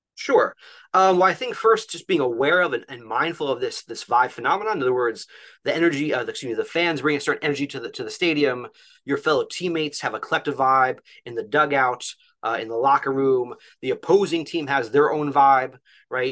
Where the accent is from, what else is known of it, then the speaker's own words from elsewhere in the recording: New Jersey, United States; moved away as an adult; also born or lived in Philadelphia area; now in Philadelphia, United States; I'm actually originally from North Jersey, and so I grew up